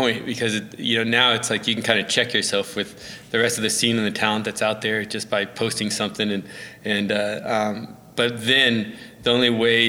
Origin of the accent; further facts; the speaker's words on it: Edmond, Oklahoma, United States; No, I mean, it was a good BMX scene. We had Edmond Bike Shop, and they really helped foster a lot of us